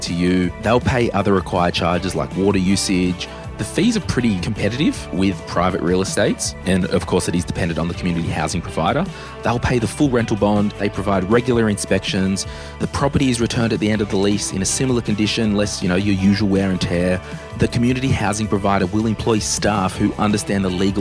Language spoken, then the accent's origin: English; Central Coast, New South Wales, Australia; I grew up on the Central Coast.